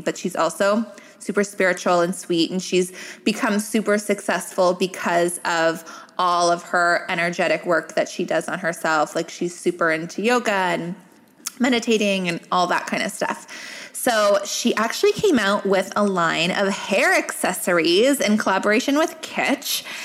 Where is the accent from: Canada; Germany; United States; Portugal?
Canada; I'm Canadian